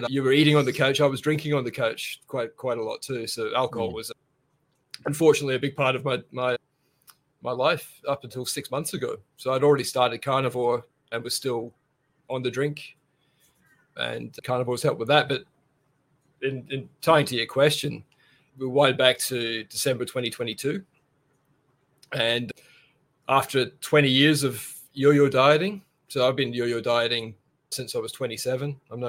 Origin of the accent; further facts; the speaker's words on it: Brisbane, Queensland, Australia; Yeah, sure. Yeah … from Brisbane, carnivore currently of 8 months.